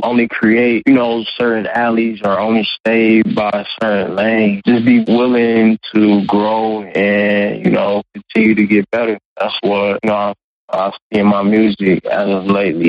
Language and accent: English; Cleveland, Ohio, United States; also born or lived in Toledo, Ohio; Born in Toledo, Ohio. I've been raised in Cleveland